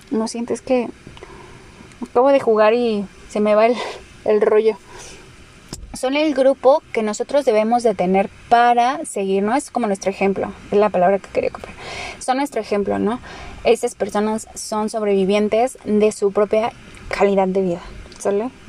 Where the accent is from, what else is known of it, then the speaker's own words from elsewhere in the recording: Mexico; Pero somos mexicanos, nuestra dieta es bastante mala como tal.